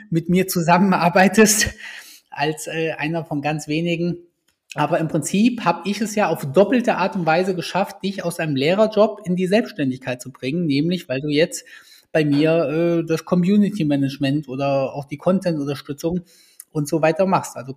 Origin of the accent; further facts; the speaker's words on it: Kassel, Hesse, Germany; Hier kommen wir beide aus Kassel.